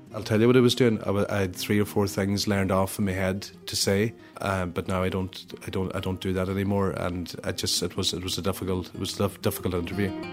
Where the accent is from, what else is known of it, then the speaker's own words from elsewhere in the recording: Donegal, Ulster, Ireland; in Donegal, we say goro